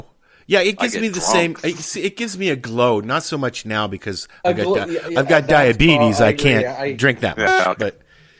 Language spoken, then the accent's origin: English; Toronto, Ontario, Canada; I grew up in Toronto. I'm 57 this year. And I grew up in Toronto in Yorkville, which was a mecca for hippies and stuff like that in Toronto, right at Yonge Street.